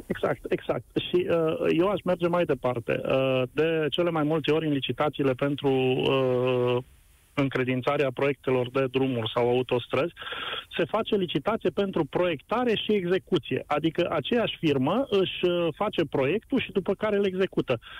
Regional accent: Timișoara, Timiș County, Romania; eu sunt din Timișoara.

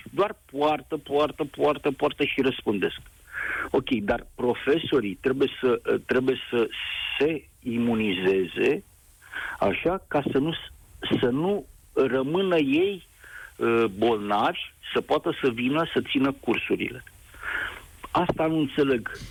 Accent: Romania; also born or lived in Bucharest; Sunt român, trăiesc în

